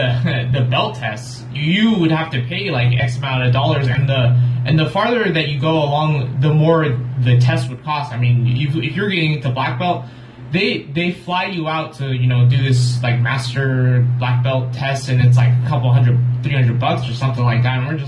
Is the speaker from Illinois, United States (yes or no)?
no; Long Beach, California, United States; So pretty much I've been in this area all my life.